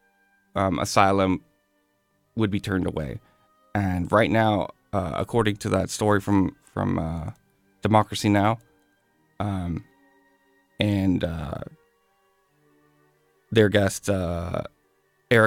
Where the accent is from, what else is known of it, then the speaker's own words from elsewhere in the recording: United States; I was born here and I live here.